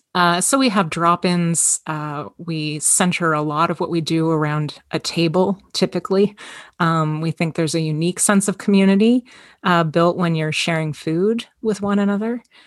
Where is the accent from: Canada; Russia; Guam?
Canada; Toronto, Ontario; I was, uh, born and raised in Toronto, Ontario, Canada. Um, it's been my home my entire life.